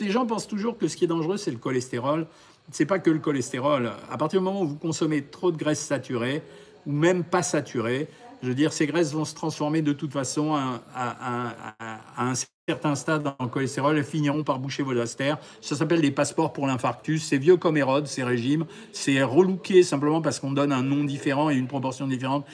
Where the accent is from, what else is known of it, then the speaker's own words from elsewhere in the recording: France; chez nous en France